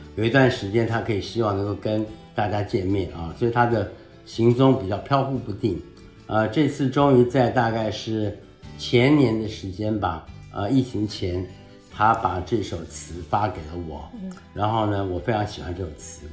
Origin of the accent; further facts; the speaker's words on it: Taichung, Taiwan; 出生在台湾的中部叫台中市